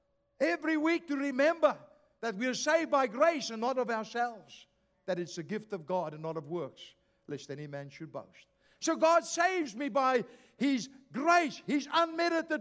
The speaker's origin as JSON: {"language": "English", "country": "South Africa", "moved": "yes", "said": "I come from South Africa"}